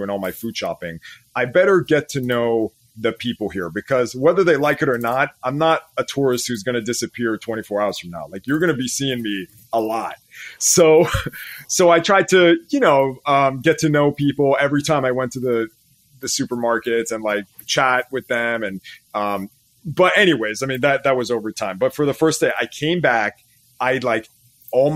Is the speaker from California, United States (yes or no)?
yes; California, United States; sono armeno, I'm Armenian, vengo da California, I come from California